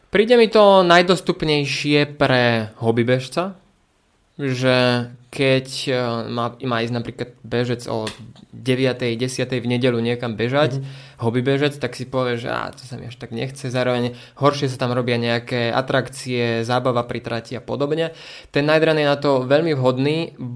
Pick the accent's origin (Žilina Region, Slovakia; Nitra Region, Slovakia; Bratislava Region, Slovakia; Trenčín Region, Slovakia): Trenčín Region, Slovakia; Prievidza; also born or lived in Bojnice; Prievidza preto, lebo odtiaľ to pochádzam, respektíve z Bojnic